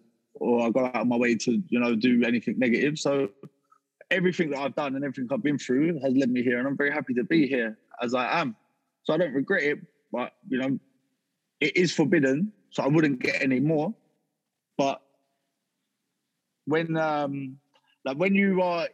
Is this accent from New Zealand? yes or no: no; Harrow, London, United Kingdom; moved away as an adult; also born or lived in Salisbury; I come from like Harrow, South Harrow Way, which is near Norfolk, just up the A40.